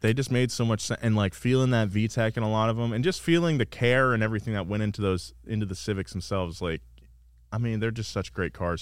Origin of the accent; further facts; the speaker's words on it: Central California, United States; now in Los Angeles, United States; growing up in Central California